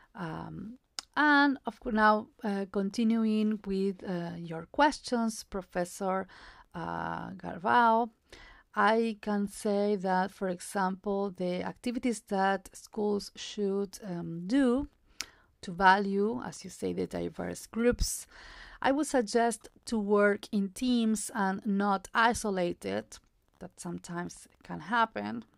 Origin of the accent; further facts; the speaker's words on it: Jujuy, Argentina; English is a second language; also born or lived in Upstate New York, United States; I am originally from Jujuy, a province located in the northwest of Argentina.